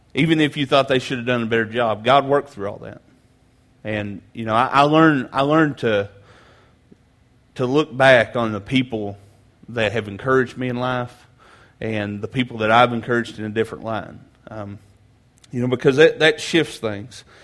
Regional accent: Grainger County, Tennessee, United States; I grew up in Granger County, just across Cherokee Lake here, uh, in a small country church

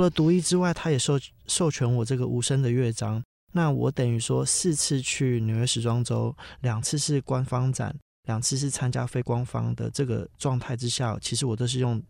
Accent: Daliao, Kaohsiung, Taiwan; 我其实在非常乡下， 我在高雄县的大寮乡长大

